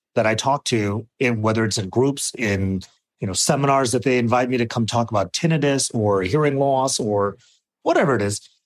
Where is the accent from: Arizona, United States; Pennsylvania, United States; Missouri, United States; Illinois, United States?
Arizona, United States; I grew up in Arizona